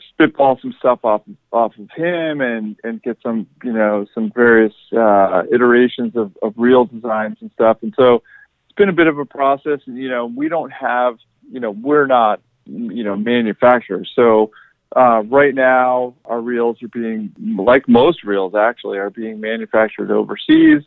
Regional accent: New York, United States; I grew up in New York as well as, you know, just like George, but probably a couple hours south of him.

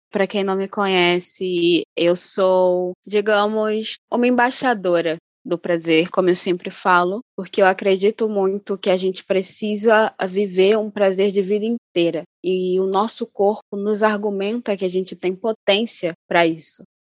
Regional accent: Angola; accent: carioca; now in Rio de Janeiro, Brazil; eu sou angolana, eu sou de família angolana e também da República Democrática do Congo, então eu tenho um, um contexto africano muito grande, né? Vocês me ouvem com o sotaque carioca

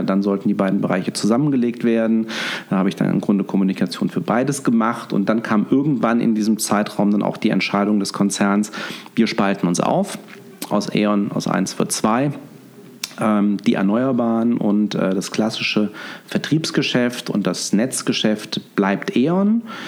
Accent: Fulda, Hesse, Germany; moved away as an adult; also born or lived in Münster / Cologne; now in Düsseldorf, Germany; Ich bin äh, Osthesse, ich bin in Fulda geboren und ähm, ja, bin dann über das äh, Studium ins Rheinland gekommen.

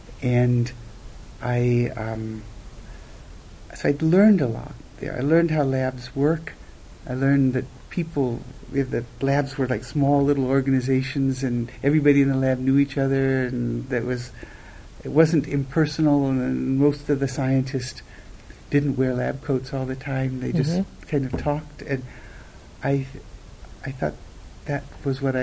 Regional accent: Birmingham, Alabama, United States; moved away; I grew up in Alabama, in Birmingham.

